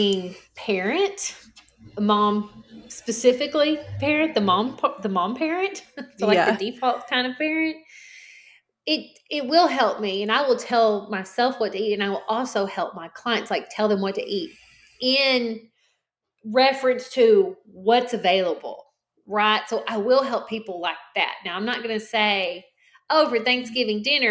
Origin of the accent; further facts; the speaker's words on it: the South, United States; I'm from the South